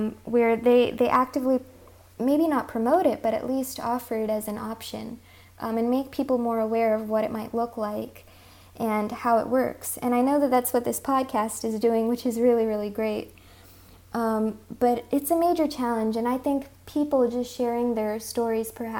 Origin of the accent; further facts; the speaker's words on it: California, United States; first language Hindi; also born or lived in India; I'm from California